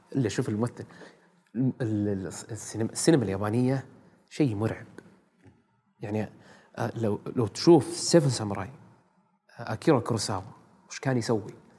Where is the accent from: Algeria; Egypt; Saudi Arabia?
Saudi Arabia; إحنا سعوديين